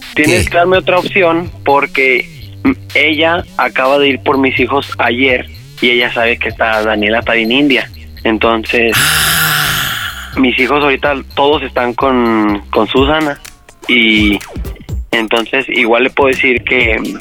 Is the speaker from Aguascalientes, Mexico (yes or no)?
yes; Aguascalientes, Mexico; somos de Aguascalientes